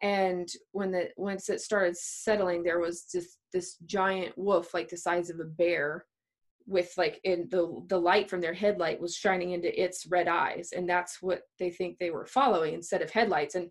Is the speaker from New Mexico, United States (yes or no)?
yes; New Mexico, United States; we're all from New Mexico